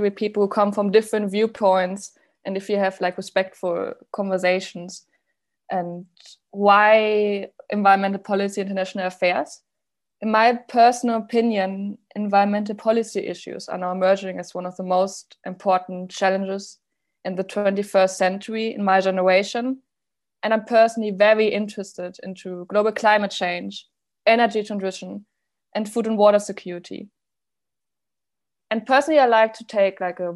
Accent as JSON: {"language": "English", "town": "Paderborn", "region": "North Rhine-Westphalia", "country": "Germany", "also_born_or_lived": "The Hague, Netherlands", "moved": "as an adult", "lives_now": "Paris, France", "said": "I'm from Paderborn in Germany, but currently I'm a master's student at Sciences Po in Paris"}